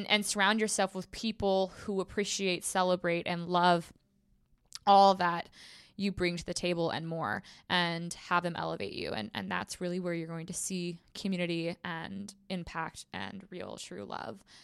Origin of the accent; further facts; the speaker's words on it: Houston, Texas, United States; now in New York City, United States; I'm originally from Houston, Texas, H Town